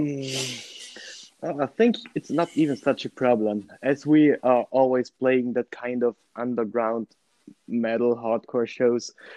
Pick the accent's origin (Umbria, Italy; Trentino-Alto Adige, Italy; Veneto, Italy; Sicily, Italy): Trentino-Alto Adige, Italy; Merano; i am from merano which is a city in the region north of italy so in the middle of the alps